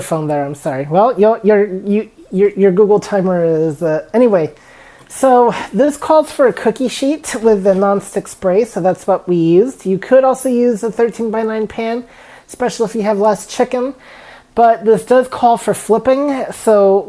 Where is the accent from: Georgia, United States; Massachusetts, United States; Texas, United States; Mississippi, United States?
Texas, United States; I'm from Texas